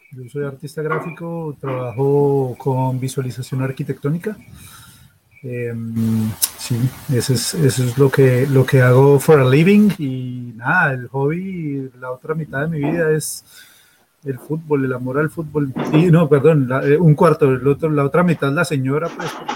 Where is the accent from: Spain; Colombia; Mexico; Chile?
Colombia; now in Australia